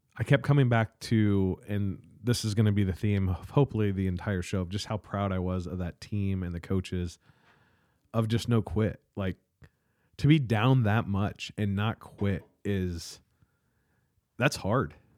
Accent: South Adams, Indiana, United States; moved away as an adult; I moved away from South Adams

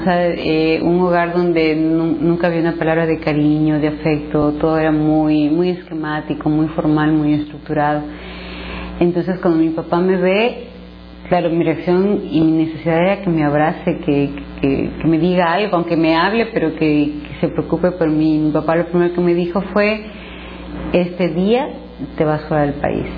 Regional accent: Ecuador; soy ecuatoriana.

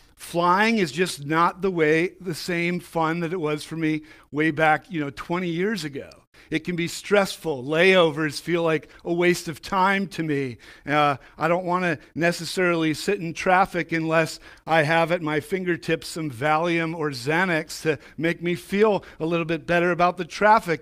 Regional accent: New England, United States; I grew up in New England

